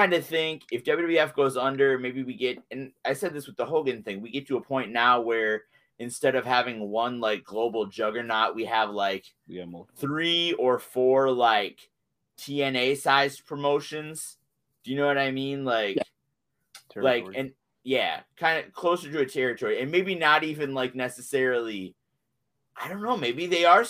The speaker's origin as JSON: {"language": "English", "region": "Iowa", "country": "United States", "tie": "born or raised there", "said": "growing up in Iowa, I was like, oh man, there was a national promotion based in Minnesota, like right next to me."}